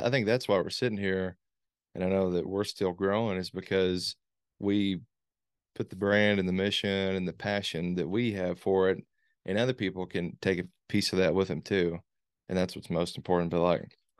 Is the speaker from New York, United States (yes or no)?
no; Morehead, Kentucky, United States; grew up here, born here, raised here